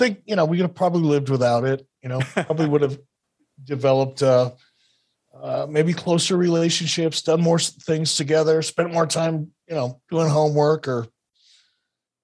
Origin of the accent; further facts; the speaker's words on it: Detroit, Michigan, United States; I grew up in Detroit in a lower income, probably lower middle income neighborhood.